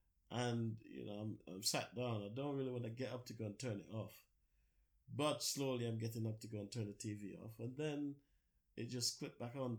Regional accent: Jamaica; moved away as an adult; now in United Kingdom; Born and bred in Jamaica. And I came here, I think I was 26 years old when I came here. Started a family here

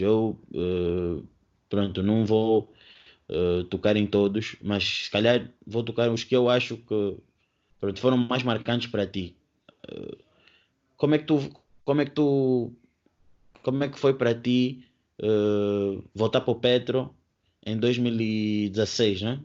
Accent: Angola; eu também sou angolano

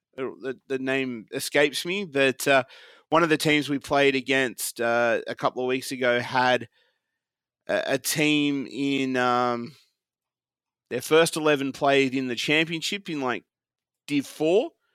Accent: Australia; moved away

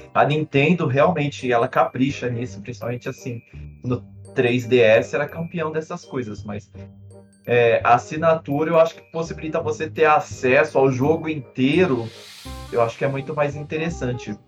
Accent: Brazil; a gente é brasileiro

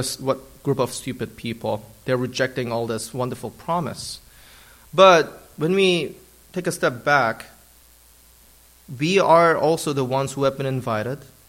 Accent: Germany; now in United States; I partially grew up in Germany, and that's where I consider my hometown in Germany

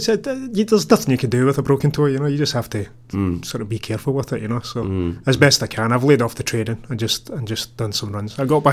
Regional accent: Paisley, Scotland, United Kingdom; moved away; Paisley, my hometown.

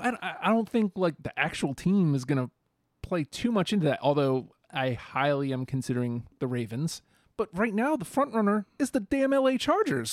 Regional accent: New York, United States; I'm from New York

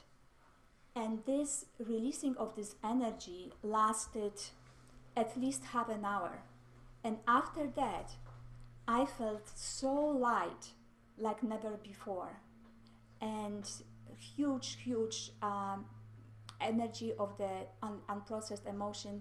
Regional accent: Mississauga, Ontario, Canada; I am from Mississauga, Ontario, Canada

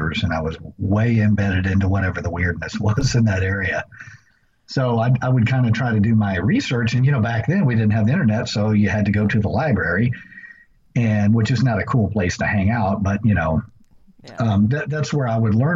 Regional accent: Rockdale, Texas, United States; the area that I grew up in around Rockdale, Texas

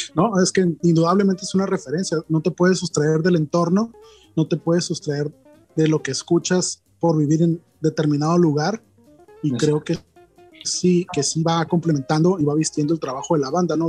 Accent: Culiacán, Sinaloa, Mexico; Somos de Culiacán

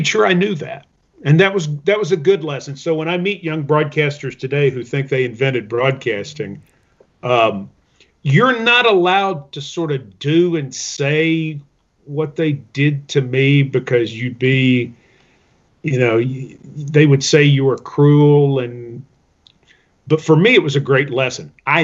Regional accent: Middle Tennessee, United States; born or raised there

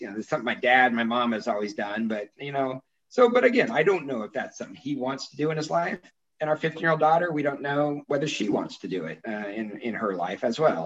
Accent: San Joaquin Valley, California, United States; also born or lived in Visalia; now in Napa, United States; growing up in the San Joaquin Valley, right pretty much all your friends are farmers

